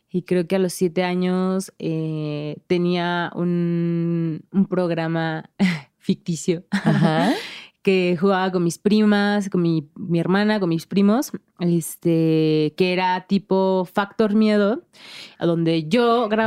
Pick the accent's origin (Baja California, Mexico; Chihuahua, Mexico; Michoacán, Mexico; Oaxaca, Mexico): Oaxaca, Mexico; para mí crecer allá creo que es, fue lo mejor porque mis bases eh, de la vida son mucho, muy oaxaqueñas.